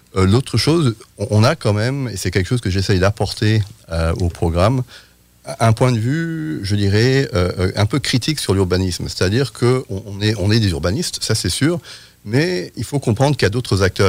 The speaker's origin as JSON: {"language": "French", "country": "France", "tie": "born or raised there", "moved": "yes", "said": "je suis britannique, mais j'ai grandi dit en France"}